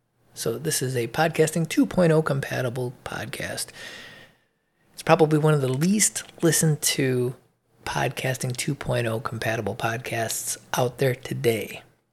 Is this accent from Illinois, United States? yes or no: yes; Illinois, United States; now in Georgia, United States; I came from Illinois to move to Georgia. The cost of living in Illinois is enormous compared to here.